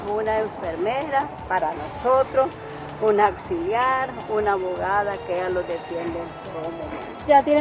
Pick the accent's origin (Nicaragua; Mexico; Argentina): Nicaragua; aquí en Nicaragua, nosotros los nicaragüenses, seamos evangelios, seamos católicos